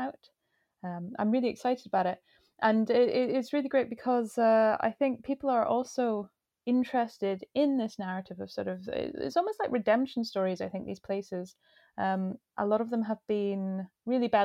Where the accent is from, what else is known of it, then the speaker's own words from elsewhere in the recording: Inverness, Scotland, United Kingdom; moved away as an adult; now in Orkney, United Kingdom; I grew up near Inverness